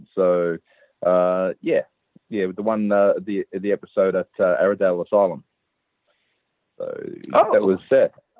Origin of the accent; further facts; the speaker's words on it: Melbourne, Victoria, Australia; My born and raised in Melbourne, Australia. Mm-hmm. Dad dad was Maltese, mum was Australian, so I'm a bit of a half breed. But great place to grow up.